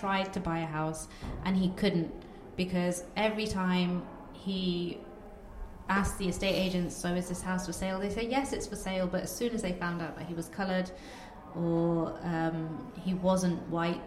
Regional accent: Coventry, West Midlands, United Kingdom; first language Bengali; English is a second language; we come from Coventry, a very, very multicultural city.

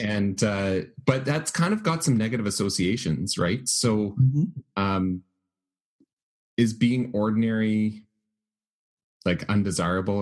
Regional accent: Canada; also born or lived in United Kingdom; my home country of the United Kingdom. Uh, I lived there for the first two years of my life before my family moved to Canada

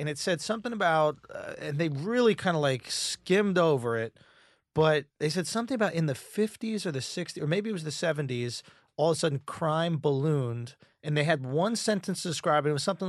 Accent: New York, United States; My I live in East Village and I grew up in the East Village as well.

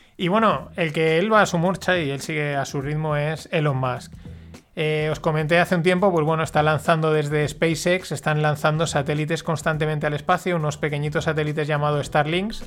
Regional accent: Paterna, Valencian Community, Spain; yo soy alumno de La Salle, de aquí de Paterna

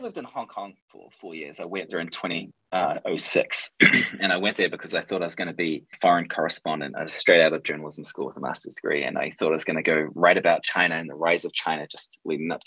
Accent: Alexandra, Otago, New Zealand; moved away as an adult; also born or lived in Dunedin; leaving my hometown of Alexandria after high school to go to university

